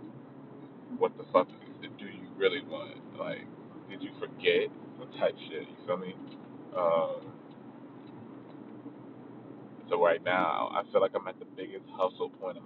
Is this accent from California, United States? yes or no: yes; Long Beach, California, United States; I'm from Long Beach, California